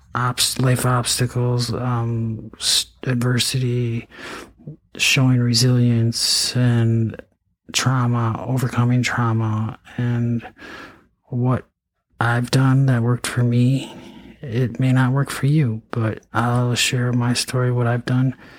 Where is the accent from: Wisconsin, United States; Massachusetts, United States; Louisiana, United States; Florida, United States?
Wisconsin, United States; Eau Claire; also born or lived in St. Cloud, Minnesota; I went to you know high school in Eau Claire, Altoona. I mean, um, I was born in Eau Claire.